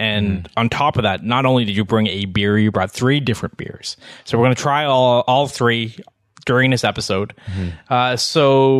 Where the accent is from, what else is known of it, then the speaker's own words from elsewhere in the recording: Elliot Lake, Ontario, Canada; I'm from Elliott Lake, Ontario.